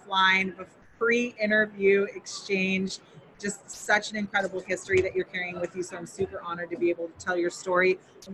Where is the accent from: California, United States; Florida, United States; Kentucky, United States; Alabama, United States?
California, United States; Emerald Triangle, Northern; moved away; also born or lived in Santa Cruz, California; I'm originally from Northern California. Born in Santa Cruz, raised in the fields in the Emerald Triangle